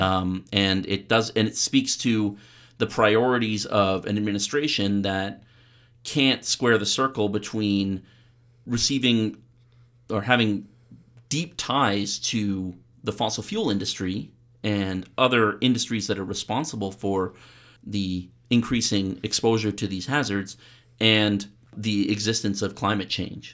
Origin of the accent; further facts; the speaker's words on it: Canada; I'm a Canadian academic.